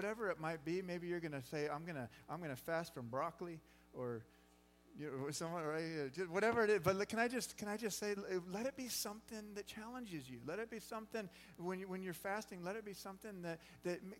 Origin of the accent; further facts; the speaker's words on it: Phoenix, Arizona, United States; now in Kearney, United States; growing up in Phoenix, Arizona, in a small church